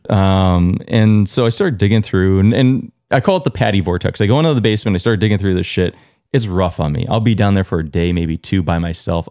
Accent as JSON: {"language": "English", "area": "Long Island", "region": "New York", "country": "United States", "tie": "born or raised there", "moved": "yes", "lives_now": "Vermont, United States", "said": "I was born in New York. I grew up in Long Island"}